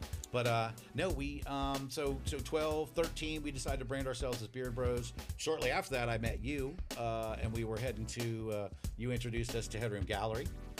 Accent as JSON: {"language": "English", "region": "East Coast", "country": "United States", "tie": "born or raised there", "said": "I mean, obviously, growing up on the East Coast, for me, OG was the Holy Grail, right?"}